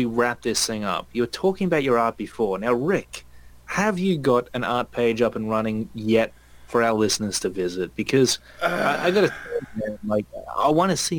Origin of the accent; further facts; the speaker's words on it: Australia; I take great pride in being an Aussie